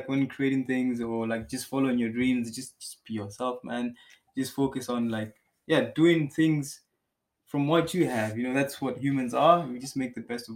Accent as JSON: {"language": "English", "country": "Malawi", "moved": "yes", "lives_now": "Germany", "said": "I come from Malawi"}